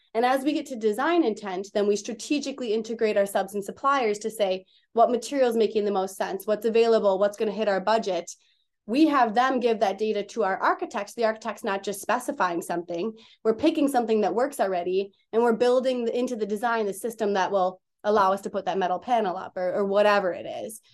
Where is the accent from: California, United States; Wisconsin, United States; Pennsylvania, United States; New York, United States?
Wisconsin, United States; moved away as an adult; also born or lived in Minneapolis; I'm from Wisconsin, and I came to Minneapolis to go to school